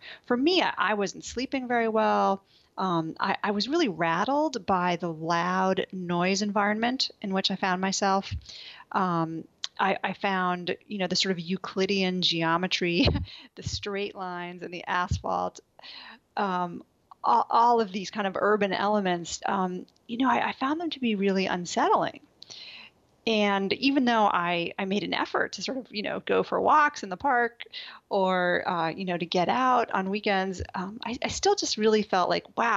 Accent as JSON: {"language": "English", "town": "New York City", "region": "New York", "country": "United States", "tie": "born or raised there", "also_born_or_lived": "Colorado / Boulder, Colorado", "moved": "as an adult", "lives_now": "Washington, D.C., United States", "said": "growing up in New York City"}